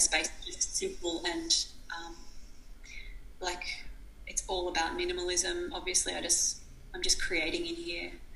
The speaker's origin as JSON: {"language": "English", "country": "Australia", "said": "I was from this small, tiny town and I was from Australia"}